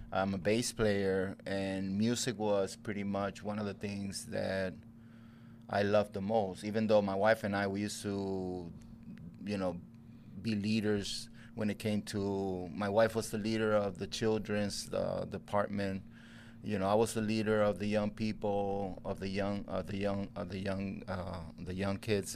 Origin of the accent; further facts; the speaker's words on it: Puerto Rico; moved away as an adult; also born or lived in Chicago; I was raised in Puerto Rico